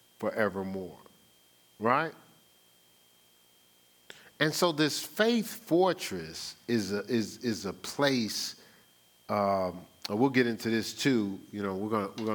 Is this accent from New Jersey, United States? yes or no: yes; New Jersey, United States; born or raised there; moved away as an adult; now in Columbus, United States